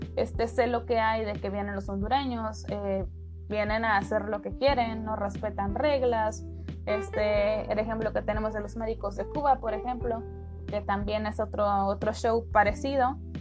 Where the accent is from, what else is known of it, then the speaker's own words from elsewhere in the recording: Mexico; México, ¿no? Bueno, de nuestro país